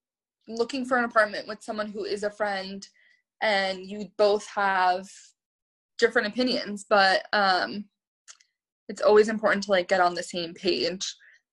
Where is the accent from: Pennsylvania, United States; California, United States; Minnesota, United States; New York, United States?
New York, United States; And I think like growing up in New York, like in your 20s, is so much different than like growing up in your 20s, like in the burbs.